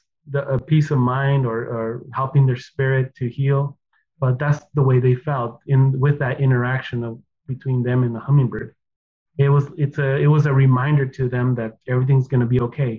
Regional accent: United States; first language Spanish; English is a second language; growing up here in the States

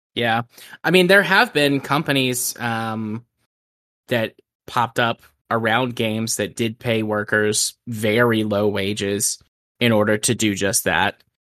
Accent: United States; I'm an American.

